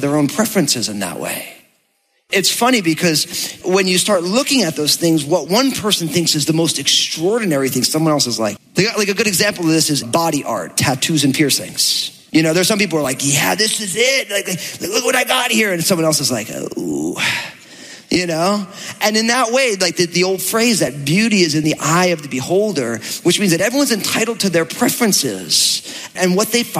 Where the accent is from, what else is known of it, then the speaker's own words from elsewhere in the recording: New Jersey, United States; I'm from New Jersey